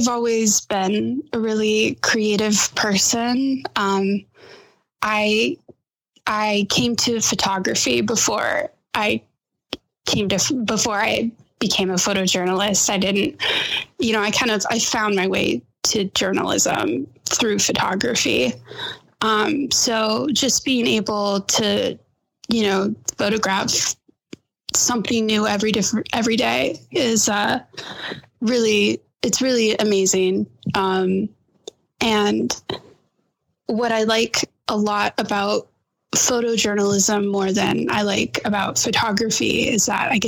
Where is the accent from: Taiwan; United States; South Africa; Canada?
United States; Phoenix, Arizona; moved away as an adult; also born or lived in Jackson Hole, Wyoming; now in Las Cruces, United States; I grew up in Phoenix, Arizona. I was born and raised there.